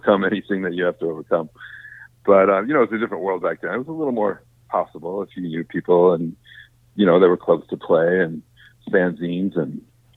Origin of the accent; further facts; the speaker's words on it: Minneapolis, Minnesota, United States; moved away as an adult; also born or lived in New Haven / Boston; I grew up in Minneapolis, Minnesota